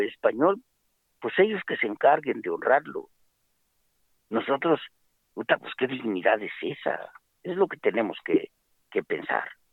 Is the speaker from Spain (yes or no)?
no; Mexico; como mexicanos que somos